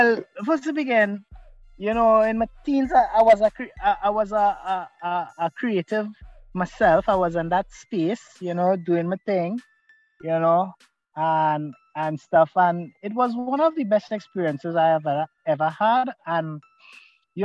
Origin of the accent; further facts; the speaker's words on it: Trinidad & Tobago; as a Trinidadian, you know, as a Trinbegonian.